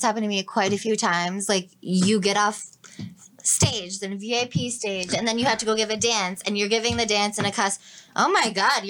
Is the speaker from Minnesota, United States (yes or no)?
yes; Mankato, Minnesota, United States; I'm from Mankato, Minnesota.